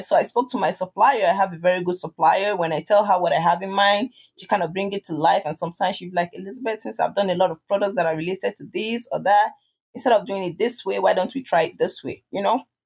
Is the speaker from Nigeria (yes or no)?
yes; Nigeria; accent: Nigerian; my Nigerian accent.